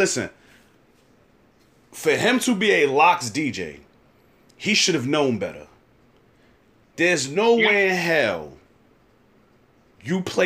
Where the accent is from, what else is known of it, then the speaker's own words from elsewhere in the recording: New York, United States; I'm from New York